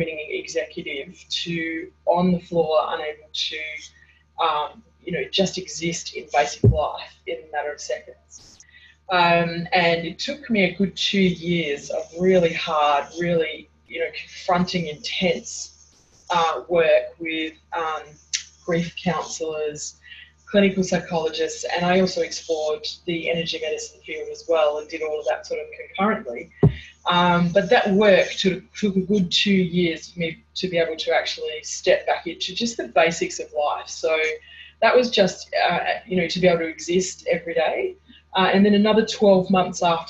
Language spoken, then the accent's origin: English; Hobart, Tasmania, Australia; I was born in Hobart, Tasmania. In Australia, and I spent the first 10 years of my life living at the beach, and then from 10 until about mid-20s I lived